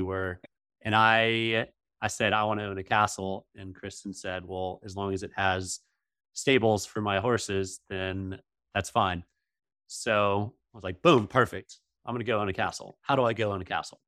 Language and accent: English; Georgia, United States; I've been in the South most of my life